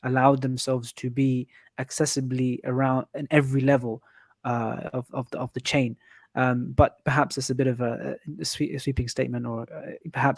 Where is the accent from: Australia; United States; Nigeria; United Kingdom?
United Kingdom; we are British, as we say, but we're Muslims